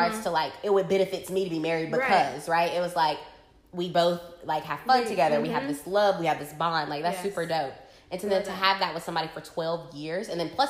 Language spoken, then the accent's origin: English; Fountain Inn / Simpsonville, South Carolina, United States; moved away as an adult; also born or lived in Chicago; So we're from the South, right? Tradition. So like, I mean, majority of, like, the young women in my town, like, grew up, they're still living in Fountain Inn, Simpsonville, South Carolina